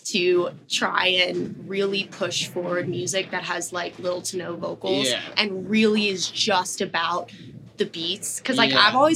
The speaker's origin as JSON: {"language": "English", "town": "Tampa", "region": "Florida", "country": "United States", "also_born_or_lived": "Orlando", "said": "I'm from Tampa"}